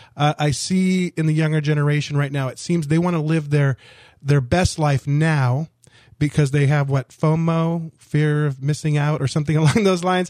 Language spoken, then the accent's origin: English; Orange County, Southern California, United States; moved away as an adult; also born or lived in Miami, Florida; I grew up in Southern California, Orange County, a very conservative county.